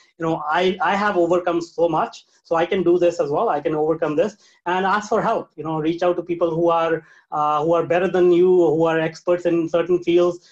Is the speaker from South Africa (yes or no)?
no; India; moved away; I was born in India. So I was raised, brought up in a very small town in India with very limited opportunities